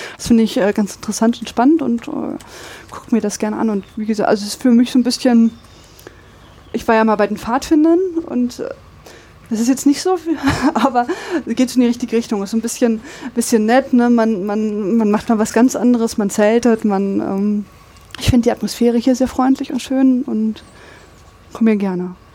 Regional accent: Braunschweig, Lower Saxony, Germany; now in Dortmund, Germany; Ich komme aus Braunschweig

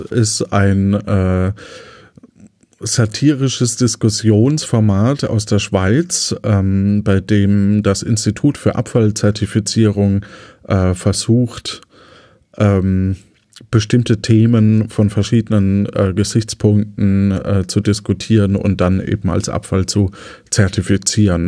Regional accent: Lower Franconia, Bavaria, Germany; moved away as an adult; now in Cologne, Germany; wir als Unterfranken so ein bisschen verbindlicher sind in den Aussagen.

